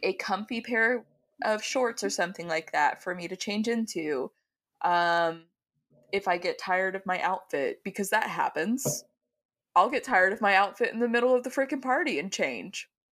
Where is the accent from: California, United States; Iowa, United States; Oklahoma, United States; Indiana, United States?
Oklahoma, United States; I'm from Oklahoma